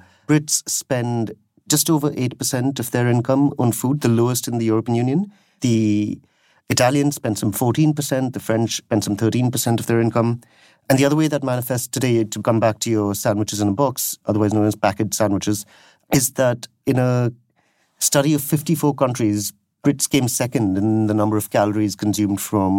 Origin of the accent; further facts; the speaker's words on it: India; now in United Kingdom; I come from India